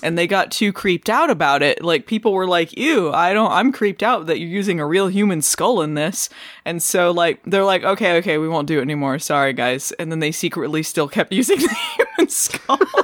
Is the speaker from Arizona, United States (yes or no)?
yes; Arizona, United States; I, I grew up in Arizona